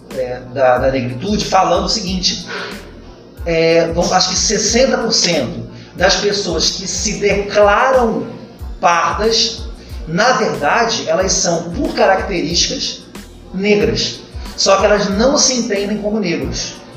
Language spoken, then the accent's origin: Portuguese; Brazil; eu sou brasileiro